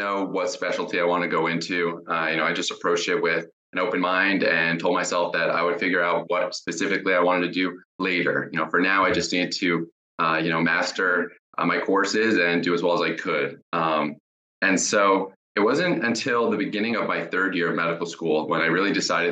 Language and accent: English; Jacksonville, Florida, United States; also born or lived in Tampa, Florida / Colorado; I'm from Jacksonville, Florida, and I did my undergrad at the University of South Florida in Tampa